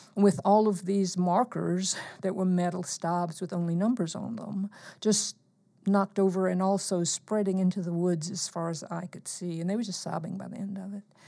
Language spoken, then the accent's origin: English; eastern Alabama, United States; I grew up in Alabama, very close to McCullers, 'cause I was in the uh, eastern part of the state